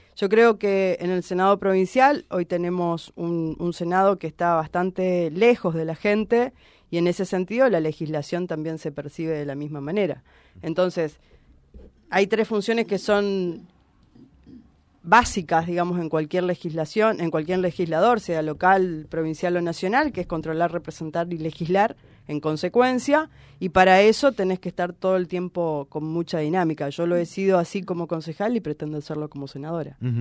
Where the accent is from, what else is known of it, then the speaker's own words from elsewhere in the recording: Reconquista, Santa Fe, Argentina; Reconquista es el, lugar donde yo nací, crecí, elegí para vivir toda mi vida